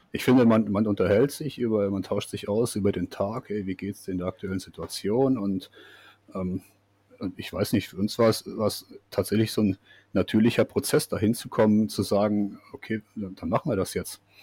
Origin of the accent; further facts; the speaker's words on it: Siegerland, North Rhine-Westphalia, Germany; moved away as an adult; also born or lived in Karlsruhe; now in New Zealand; das Siegerland, wo ich aufgewachsen bin